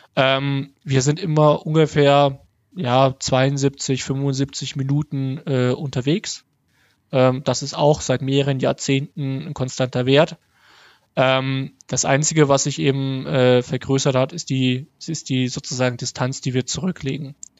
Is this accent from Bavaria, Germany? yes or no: yes; Hof, Bavaria, Germany; moved away; also born or lived in Dresden; in meiner Heimatstadt Hof